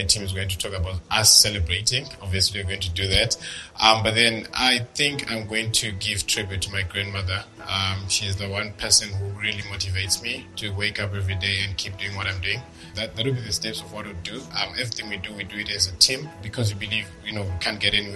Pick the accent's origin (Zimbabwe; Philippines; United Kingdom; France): Zimbabwe; I'm age 26. I'm from Zimbabwe